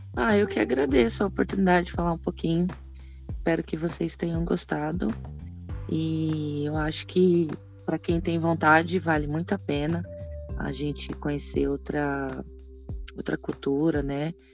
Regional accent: Três Lagoas, Mato Grosso do Sul, Brazil; also born or lived in United States; now in Porto Alegre, Brazil; eu sou de Três Lagoas, Mato Grosso do Sul. Atualmente estou trabalhando aqui em Porto Alegre

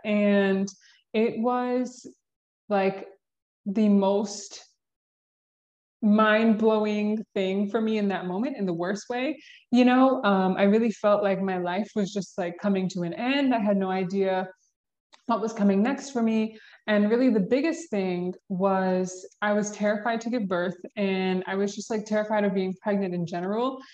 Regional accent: Georgia, United States; I was born and raised in Georgia. We can start there. Born and raised in the South

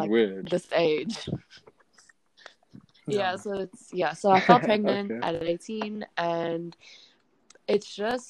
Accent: Toronto, Ontario, Canada; born there; also born or lived in South Africa; I was born in Canada. I lived in South Africa for about, 10 years. And, yeah, now I'm currently back in Canada.

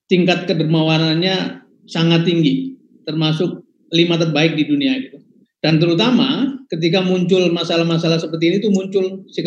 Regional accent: Tegal, Central Java, Indonesia; termasuk saya yang ada di kampung saya di Tegal anak-anak

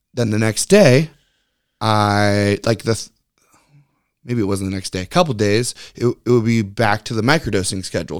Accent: Lynnwood, Washington, United States; I grew up in Linwood, Edmonds area, so growing up at the beach

